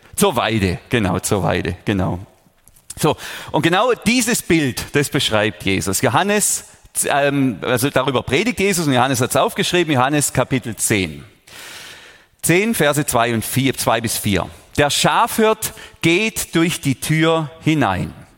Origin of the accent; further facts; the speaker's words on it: Überlingen, Baden-Württemberg, Germany; Ich bin hier aufgewachsen in der Region